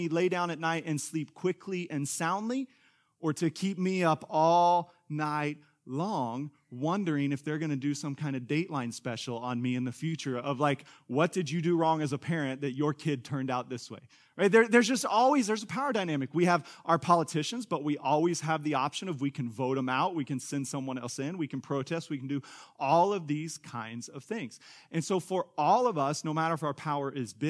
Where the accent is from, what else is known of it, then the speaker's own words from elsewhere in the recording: Kansas, United States; now in Tulsa, United States; Angie and I grew up in Kansas